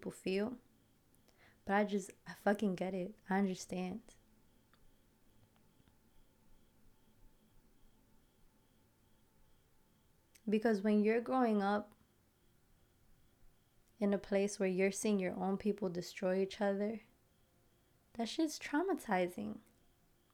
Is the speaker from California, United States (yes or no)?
no; Passaic, New Jersey, United States; I grew up in Passaic, right? Passaic, New Jersey.